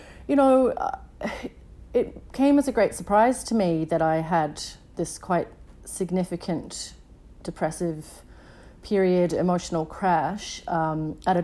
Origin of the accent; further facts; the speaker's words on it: Edinburgh, Scotland, United Kingdom; now in Melbourne, Australia; as a teenager when I was 16, growing up in Edinburgh in Scotland